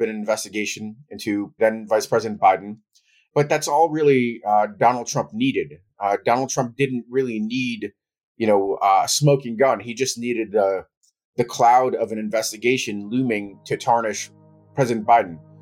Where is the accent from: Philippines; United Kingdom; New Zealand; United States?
United States; also born or lived in Ukraine / New York; I left as a toddler and I grew up in the United States